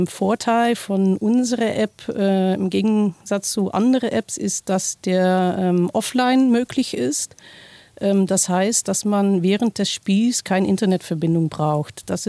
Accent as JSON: {"language": "German", "country": "Netherlands", "second_language": "German", "moved": "yes", "lives_now": "Kassel, Germany", "said": "Ich äh, bin Niederländerin, seit 20 Jahren jetzt äh, in Deutschland, auch 20 Jahre in Kassel"}